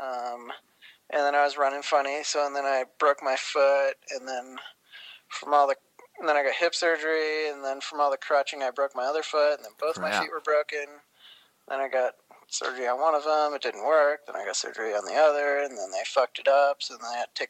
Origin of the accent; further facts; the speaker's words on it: the Adirondacks, upstate New York, United States; moved away; I'm from upstate New York initially, so the Adirondacks.